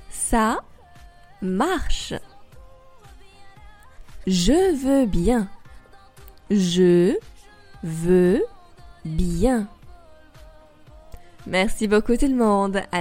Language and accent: French; France; also born or lived in Paris; votre professeur de français avec ABC Je suis française et j'habite à Paris.